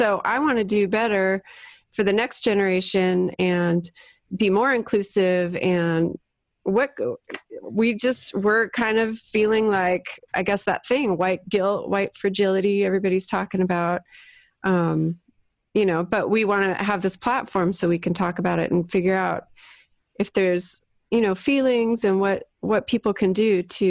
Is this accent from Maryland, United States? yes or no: no; San Ramon, California, United States; now in San Diego, United States; I grew up, you know, obviously in the same spot. And then I'm kind of repeating the same thing with where I live now. I live in San Diego in a super white suburban area with my three kids